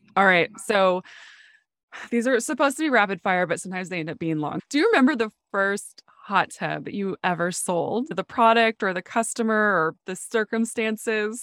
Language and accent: English; North Dakota, United States; moved away; I grew up in North Dakota